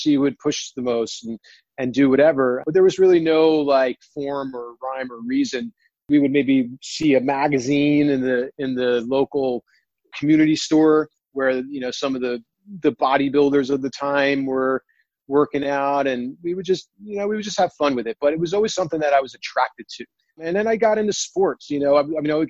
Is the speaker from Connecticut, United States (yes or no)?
no; New Jersey, United States; I grew up in Jersey